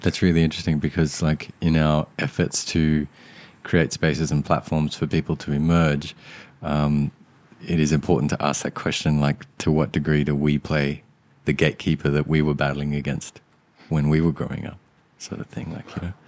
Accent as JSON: {"language": "English", "country": "Australia", "tie": "born or raised there", "also_born_or_lived": "Sri Lanka", "said": "growing up in Australia, being from Sri Lanka"}